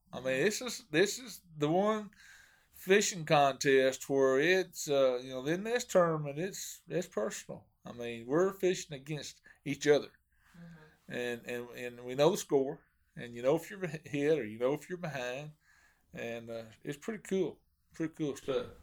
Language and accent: English; Hot Springs, Arkansas, United States; now in Mount Ida, United States; I grew up in Hot Springs and, and fished Hamilton a lot.